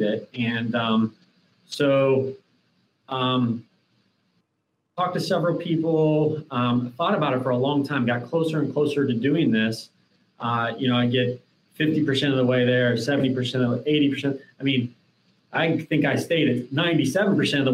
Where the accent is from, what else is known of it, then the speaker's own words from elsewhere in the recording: Columbus, Ohio, United States; the community that I grew up here in Columbus on the west side of town, an area called the Hilltop